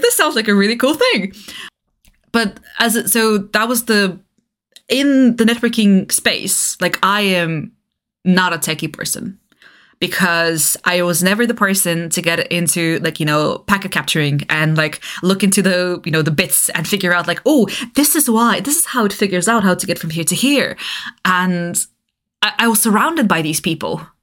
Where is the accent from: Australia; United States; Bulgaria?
Bulgaria; moved away; I grew up in Eastern Europe, right? I grew up in Bulgaria.